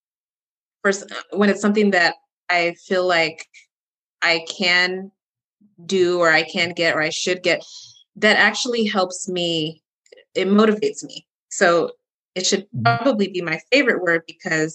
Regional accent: Texas, United States; moved away; I'm originally from Texas. So yeah, I got to support a fellow Texan

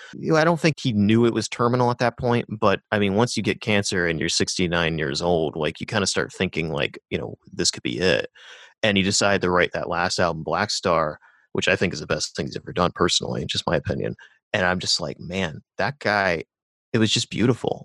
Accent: Rust Belt, United States; moved away; my hometown, like, there's a Rust Belt town

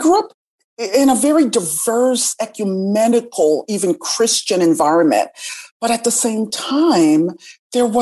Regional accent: Hartford, Connecticut, United States; also born or lived in Jamaica; I grew up in the Northeast in Hartford, Connecticut, and I attended Catholic schools from the age of 6 to the age of 18.

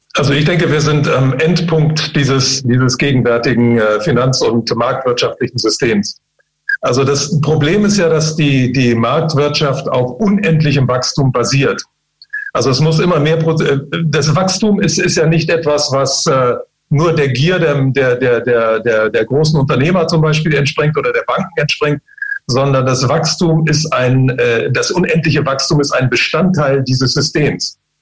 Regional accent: China; moved away; ich bin ja selbst in China geboren

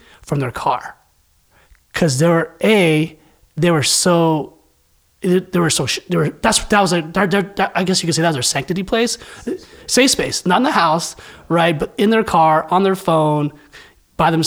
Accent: San Francisco Bay Area, California, United States; So I'm from San Francisco Bay Area

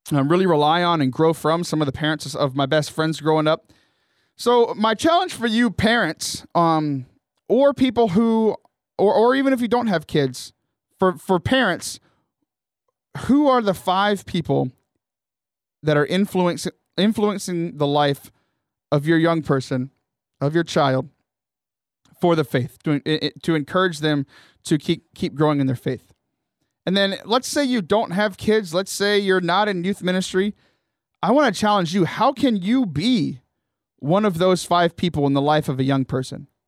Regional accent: Corpus Christi, Texas, United States; now in San Diego, United States; I was born in Corpus Christi.

